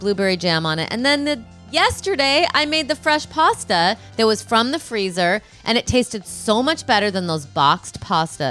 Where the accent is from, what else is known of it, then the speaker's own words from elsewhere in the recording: Rockford, Illinois, United States; moved away; Chicago, my hometown, kind of.